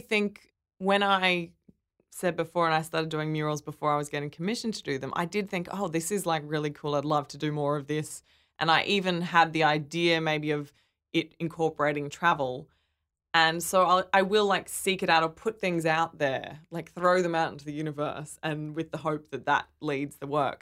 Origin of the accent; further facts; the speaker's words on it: Brisbane, Queensland, Australia; moved away as an adult; now in Sydney, Australia; I grew up in Brisbane